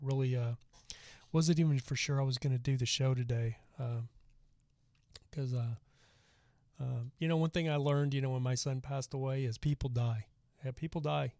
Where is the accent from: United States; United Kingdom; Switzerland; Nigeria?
United States; Dallas, Texas; I'm actually from Dallas